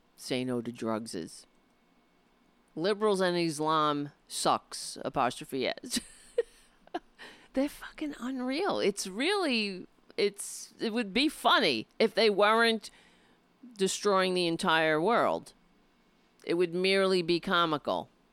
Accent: New York City, New York, United States; moved away; I grew up on Staten Island

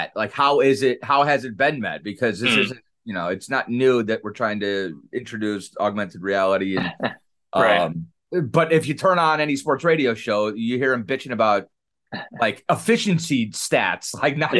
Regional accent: Cleveland, Ohio, United States; I'm from Cleveland

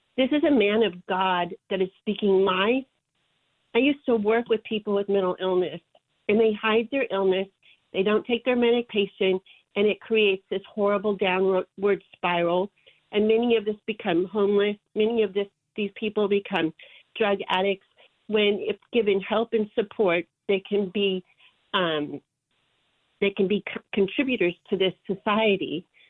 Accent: Georgia, United States; I'm from Georgia

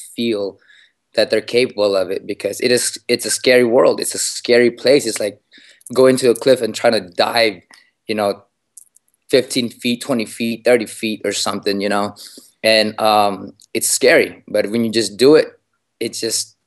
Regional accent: Philippines; moved away; I was born in the Philippines, in a province in the Philippines, away from the streets.

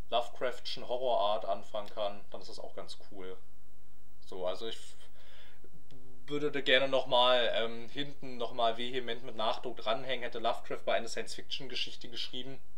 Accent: Germany; lieben wir unsere Autos, wir kommen aus Deutschland.

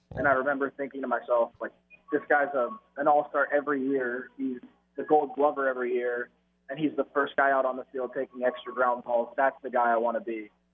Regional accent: Canada; being Canadian, I had to learn it in in school

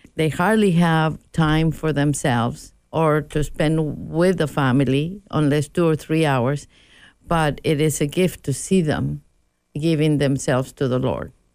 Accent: Mexico; moved away; I was raised Roman Catholic in Mexico

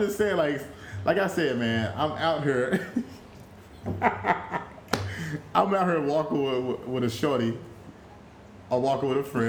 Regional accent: Texas, United States; growing up in Texas, bro, like, where it's real hot.

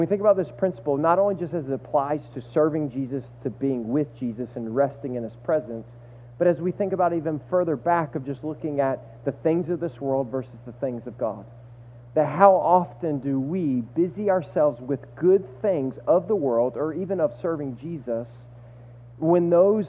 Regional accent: the South, United States; moved away; I'm from the South, and I'm 6'6", and I played basketball my entire life

